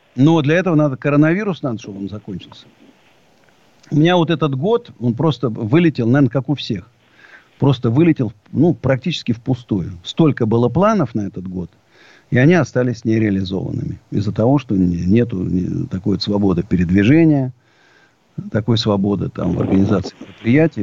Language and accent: Russian; Siberia, Russia; now in Moscow, Russia; Я сибиряк, так, в общем, и по происхождению, и в душе.